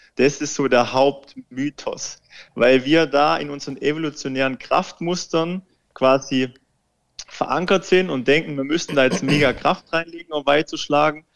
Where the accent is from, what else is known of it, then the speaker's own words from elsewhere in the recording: Baden-Württemberg, Germany; moved away; Ich komme ja ursprünglich aus Baden-Württemberg, aus einem ganz, ganz kleinen Kaff und der Golfplatz, der Golfclub ist eigentlich um das Dorf rum gebaut